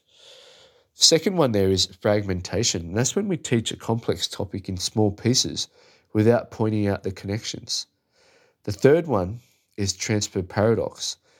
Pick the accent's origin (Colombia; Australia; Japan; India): Australia; As an Aussie